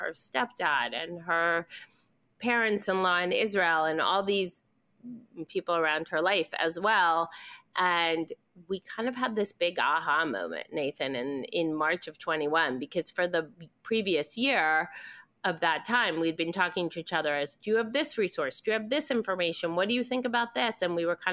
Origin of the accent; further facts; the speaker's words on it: Argentina; moved away; I'm originally from Argentina